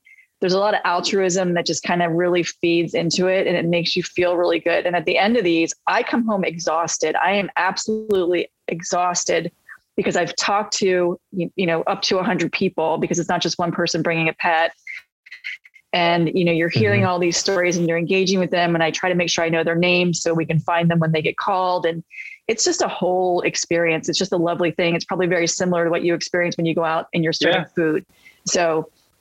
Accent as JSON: {"language": "English", "region": "Maryland", "country": "United States", "moved": "yes", "said": "I'm from Maryland. So I'm an East Coaster."}